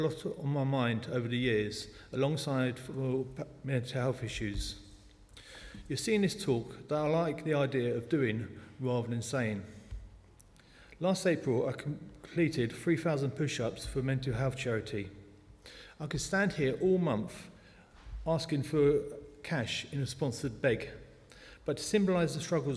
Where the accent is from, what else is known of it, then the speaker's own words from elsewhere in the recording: London, United Kingdom; accent: South London; moved away as an adult; now in New Malden, United Kingdom; I was born in the Clapham Hospital in South London. At times, the South London accent pops out.